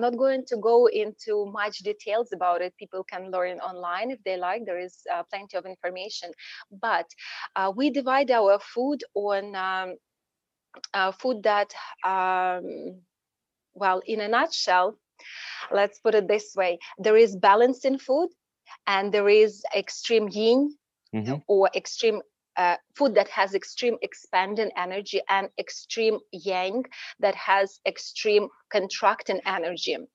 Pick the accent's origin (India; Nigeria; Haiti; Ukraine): Ukraine; moved away as an adult; now in United States; Originally, I'm from Ukraine